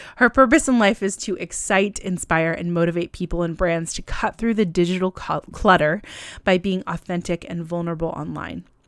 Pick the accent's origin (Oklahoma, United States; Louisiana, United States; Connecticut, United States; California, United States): California, United States; moved away as an adult; also born or lived in Buffalo, New York; I'm originally from California and I moved to Buffalo